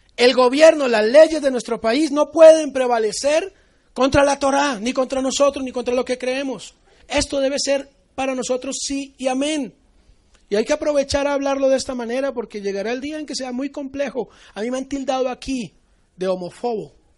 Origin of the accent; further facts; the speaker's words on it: Colombia; yo soy colombiano.